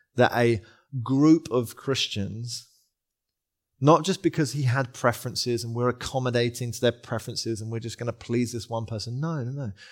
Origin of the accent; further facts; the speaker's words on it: England, United Kingdom; also born or lived in London; we're English